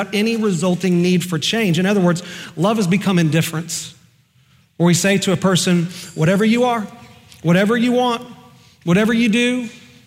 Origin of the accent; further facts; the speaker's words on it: Oklahoma, United States; I'm just from Oklahoma.